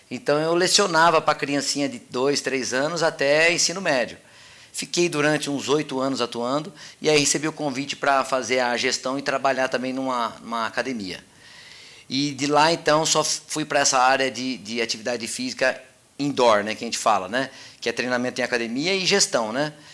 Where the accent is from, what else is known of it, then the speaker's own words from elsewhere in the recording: Mogi Guaçu, São Paulo, Brazil; Olha, eu sou de Mogi Guaçu